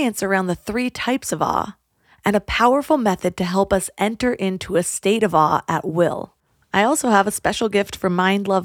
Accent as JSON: {"language": "English", "region": "California", "country": "United States", "tie": "born or raised there", "said": "growing up in California, the beauty of nature was just so commonplace"}